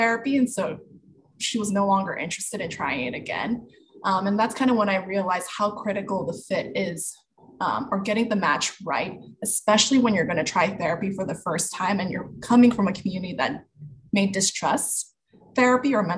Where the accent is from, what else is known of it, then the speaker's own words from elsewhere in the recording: United States; I'm Chinese American, first gen born here in the States.